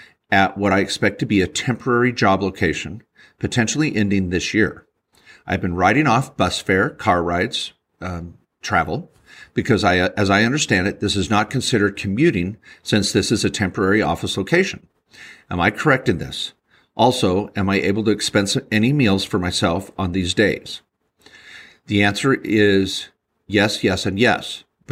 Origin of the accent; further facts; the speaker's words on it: Washington, United States; I'm from Washington.